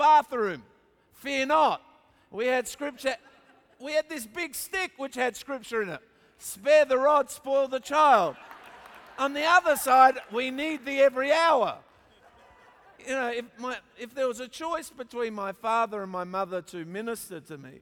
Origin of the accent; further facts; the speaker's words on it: Australia; also born or lived in Papua New Guinea; And so there I was born in Papua New Guinea, actually. I know I don't look like I'm born in Papua New Guinea, but I was. And then we came back to Australia